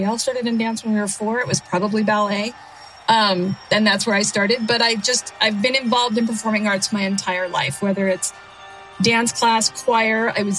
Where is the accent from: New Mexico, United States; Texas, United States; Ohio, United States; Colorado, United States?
New Mexico, United States; also born or lived in Florida; Very proudly born and raised in New Mexico. And I attended New Mexico State University.